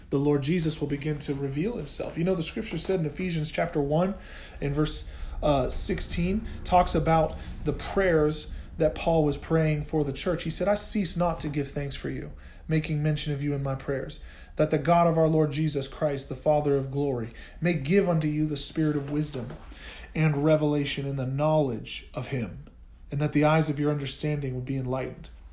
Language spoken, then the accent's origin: English; Oklahoma, United States; I'm from Oklahoma